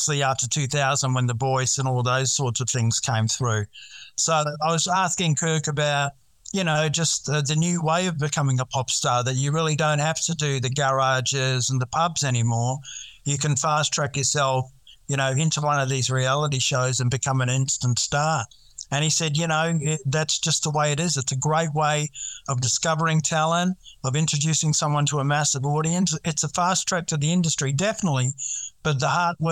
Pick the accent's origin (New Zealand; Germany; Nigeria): New Zealand; now in Australia; I am from New Zealand, grew up in New Zealand, came over in the 90s